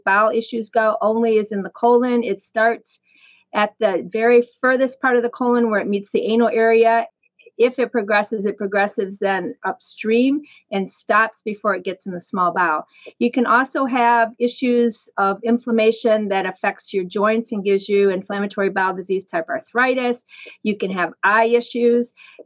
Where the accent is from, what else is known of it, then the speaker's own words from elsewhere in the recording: Fremont, Ohio, United States; also born or lived in Columbus, Ohio / Syracuse, New York; now in Cleveland, United States; And then they returned to their hometown, which was Fremont, which is kind of over by Toledo, Ohio. And I grew up there